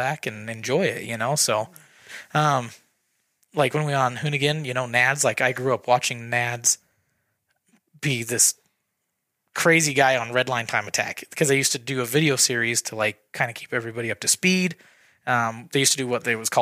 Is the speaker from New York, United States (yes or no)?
no; Idaho, United States; we're just from Idaho